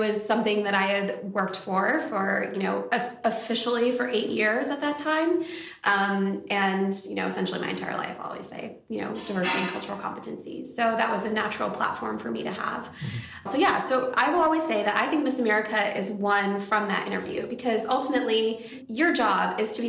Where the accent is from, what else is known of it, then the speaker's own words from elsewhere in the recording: Michigan, United States; also born or lived in Syracuse / Vijayawada / Oklahoma; So I was born in Syracuse, New York, but my grandparents actually raised me in Vijayawada for about 2.5 years. And then when I came back, my family moved to Oklahoma at the time. And from Oklahoma, when I was 10 years old, we moved to Michigan.